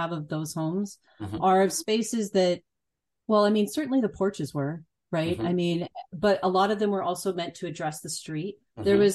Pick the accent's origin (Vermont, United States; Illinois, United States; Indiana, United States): Illinois, United States; moved away; also born or lived in California; I come from Illinois